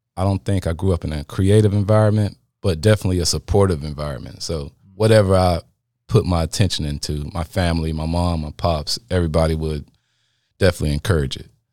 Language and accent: English; Apex, North Carolina, United States; I'm from Apex, North Carolina.